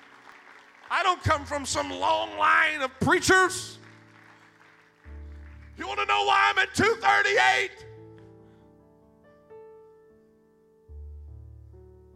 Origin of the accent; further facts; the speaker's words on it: McNairy County, Tennessee, United States; I come from Podunk, McNary County, Tennessee